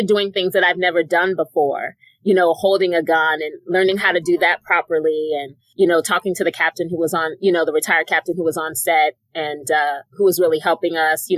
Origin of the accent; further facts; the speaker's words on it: Alexandria, Virginia, United States; I'm from Alexandria, Virginia